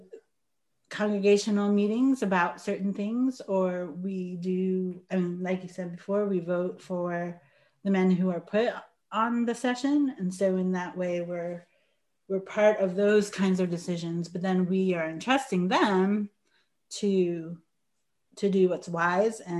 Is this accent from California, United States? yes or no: no; New York, United States; I grew up in New York